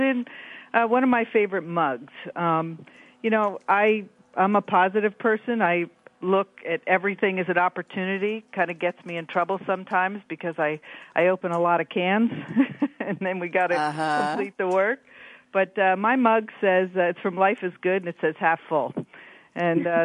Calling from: Washington, District of Columbia, United States; I am calling from Washington, D.C.

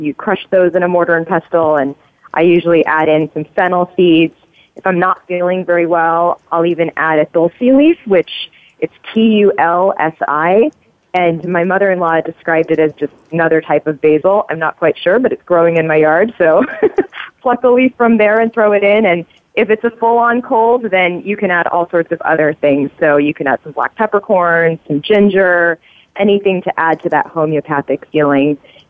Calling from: Dublin, California, United States; I am calling from Dublin, California, so I'm across the Bay Area from Arie.

